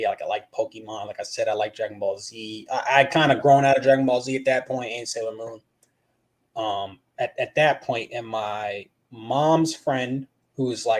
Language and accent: English; Manassas, Virginia, United States; I am from Manassas, Virginia. So northern part of Virginia, like 30, 40 minutes outside of DC.